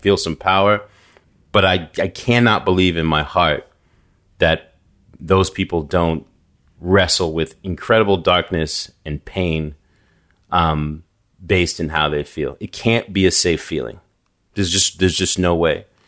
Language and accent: English; New York City, New York, United States; moved away; also born or lived in New England; I grew up, before I moved to New England, I, I grew up in New York. I lived in Staten Island